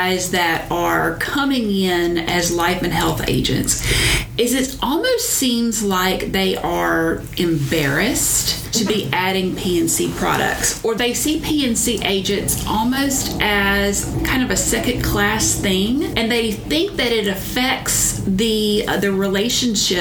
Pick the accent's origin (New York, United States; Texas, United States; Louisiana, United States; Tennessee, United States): Louisiana, United States; North; I'm from North Louisiana